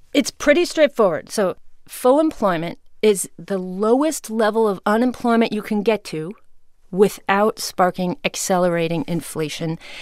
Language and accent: English; Ames, Iowa, United States; my hometown